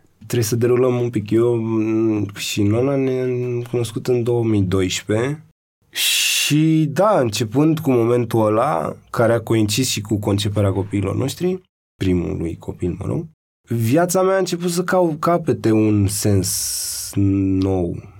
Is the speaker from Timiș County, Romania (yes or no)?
no; Bucharest, Romania; eu nu sunt din Piatra Neamț, sunt de aici